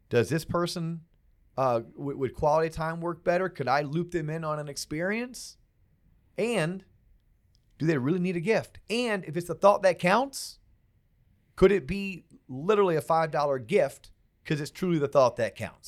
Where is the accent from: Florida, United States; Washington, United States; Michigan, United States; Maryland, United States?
Florida, United States; I'm from Florida